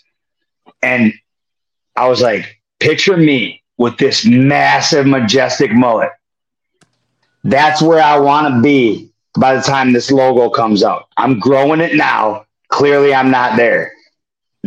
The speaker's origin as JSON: {"language": "English", "town": "Prescott", "region": "Wisconsin", "country": "United States", "tie": "born or raised there"}